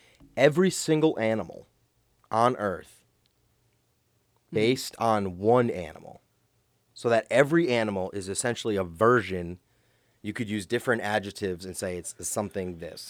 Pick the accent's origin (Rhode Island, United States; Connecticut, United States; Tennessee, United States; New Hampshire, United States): Rhode Island, United States; I'm from Rhode Island. I'm from New England.